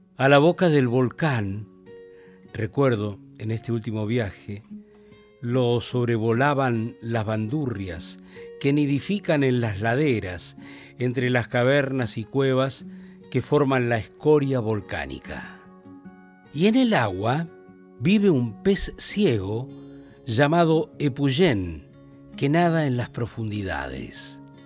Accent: Río Gallegos, Santa Cruz, Argentina; moved away; Yo voy a mi pueblo, Río Gallegos, bien al sur de la Argentina, al sur del sur, una vez cada año. Y de vez en cuando, al recorrer mi ciudad natal

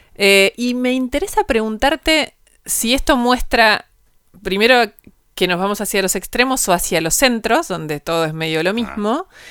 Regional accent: Argentina

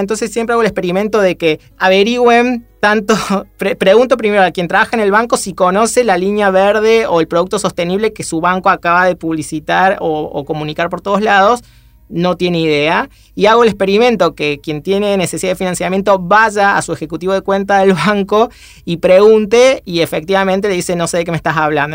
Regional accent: Córdoba, Argentina; now in Buenos Aires, Argentina; ambos somos cordobeses

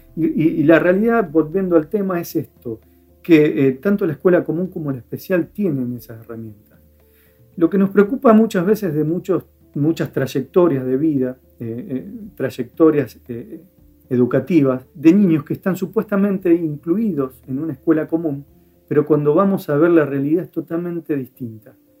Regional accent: Firmat, Santa Fe, Argentina; otro que vive en Firmat, donde yo nací, una, ciudad pequeña.

